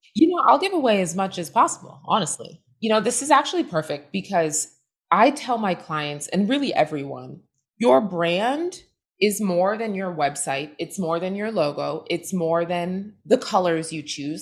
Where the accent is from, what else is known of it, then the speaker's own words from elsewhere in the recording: southern New Hampshire, United States; also born or lived in Boston, Massachusetts; born in Boston. I grew up in southern New Hampshire, surrounded by woods